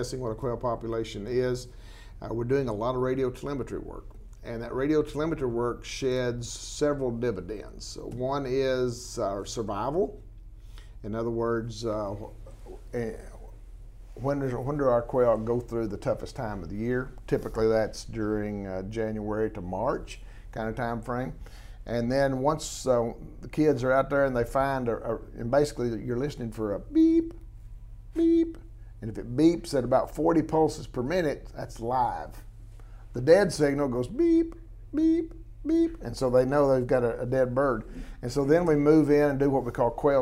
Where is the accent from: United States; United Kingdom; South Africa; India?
United States; San Angelo, Texas; I was raised in San Angelo in many, many years